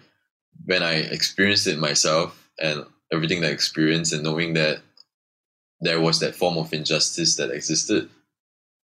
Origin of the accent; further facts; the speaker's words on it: Subang Jaya, Selangor, Malaysia; I grew up in Subang, USG4. So my school was 5 minutes away from me, primary school